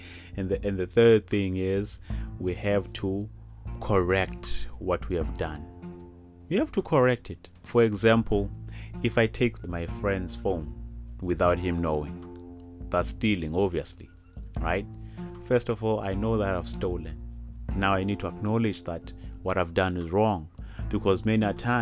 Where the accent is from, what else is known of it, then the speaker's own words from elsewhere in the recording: South Africa; I'm South African, a proud South African